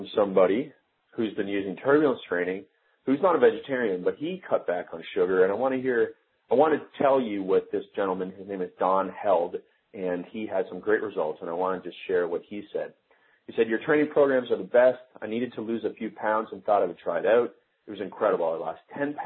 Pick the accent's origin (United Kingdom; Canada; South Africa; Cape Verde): Canada; Stratford, Ontario; moved away; my hometown of Stratford, Ontario